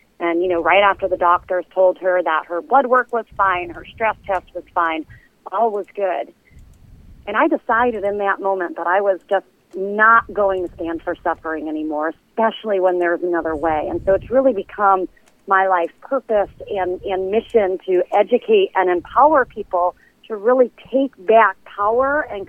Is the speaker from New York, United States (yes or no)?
yes; Brentwood, New York, United States; We grew up in Brentwood